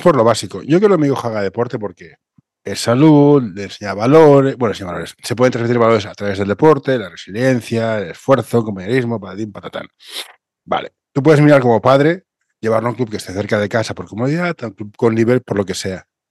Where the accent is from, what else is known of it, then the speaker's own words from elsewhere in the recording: Catalonia, Spain; yo soy catalán